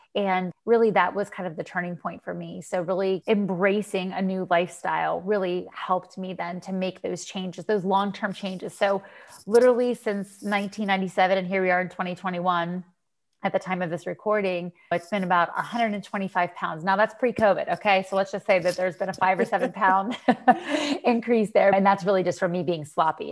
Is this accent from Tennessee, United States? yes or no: no; Western Pennsylvania, United States; moved away as an adult; now in Florida, United States; I'm from Western Pennsylvania